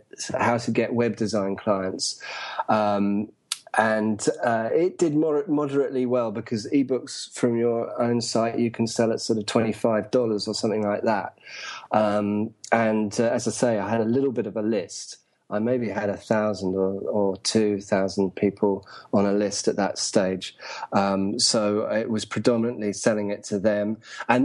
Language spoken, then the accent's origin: English; England, United Kingdom; moved away as an adult; also born or lived in London; now in Saigon, Vietnam; I'm from England.